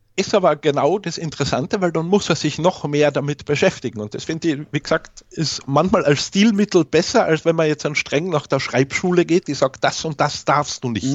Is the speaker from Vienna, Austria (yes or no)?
no; Carinthia, Austria; ich bin in Kärnten geboren worden, in Österreich. Deswegen auch der schöne Akzent